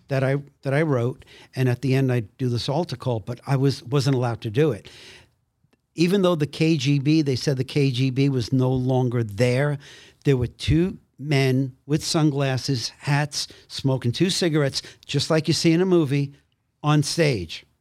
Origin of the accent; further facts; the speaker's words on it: New York City, New York, United States; I came from Brooklyn